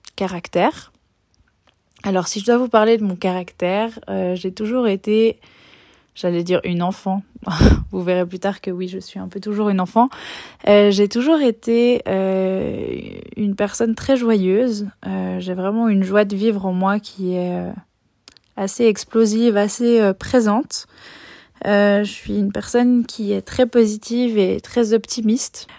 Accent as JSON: {"language": "French", "country": "Switzerland", "tie": "born or raised there", "said": "je suis née et j'ai grandi en Suisse"}